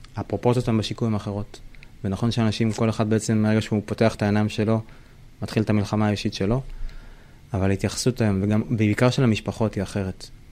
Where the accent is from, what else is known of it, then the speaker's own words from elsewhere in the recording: Israel; בתור ישראלי